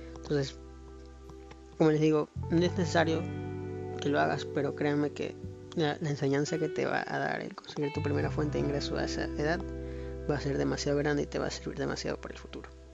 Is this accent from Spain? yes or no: no; Ecuador; soy de Ecuador